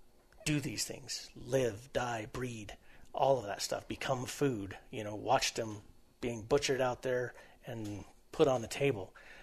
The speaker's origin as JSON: {"language": "English", "region": "the West", "country": "United States", "tie": "born or raised there", "said": "we grew up out here in the West in agricultural communities"}